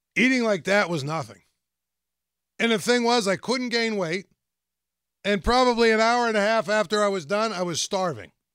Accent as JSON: {"language": "English", "town": "Greensburg", "region": "Pennsylvania", "country": "United States", "tie": "born or raised there", "said": "I grew up out in West Moreland County. In Greensburg"}